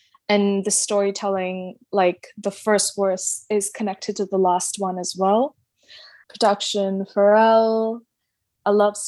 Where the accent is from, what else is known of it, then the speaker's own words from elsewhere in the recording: Dubai, United Arab Emirates; also born or lived in Mangalore, India; now in London, United Kingdom; Yeah, I'm from Mangalore, India. That's with an M. And I grew up in Dubai, and now I'm currently based in London.